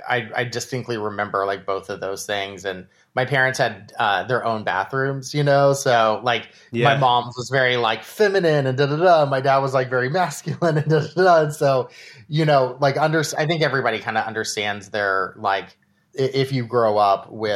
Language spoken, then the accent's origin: English; Austin, Texas, United States; Yeah. Austin, Texas.